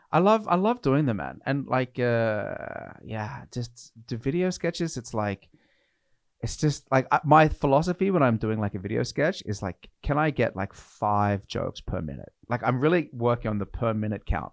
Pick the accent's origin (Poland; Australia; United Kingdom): Australia; now in Norway; I'm from Australia